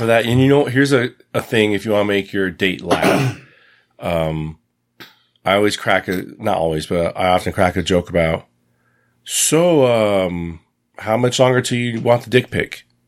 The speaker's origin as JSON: {"language": "English", "country": "United States", "said": "I have a foreign accent. I'm from the United States"}